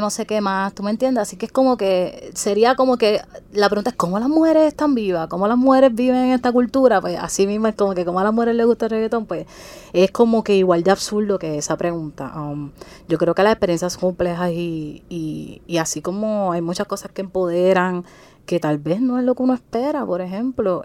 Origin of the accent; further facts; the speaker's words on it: Guayama, Puerto Rico; yo soy de Guayama